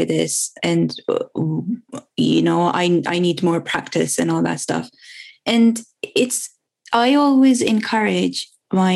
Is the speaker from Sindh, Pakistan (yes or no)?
yes; Karachi, Sindh, Pakistan; now in United Kingdom; I was born and raised in Pakistan. So I grew up in a city called Karachi, which is the biggest city of Pakistan.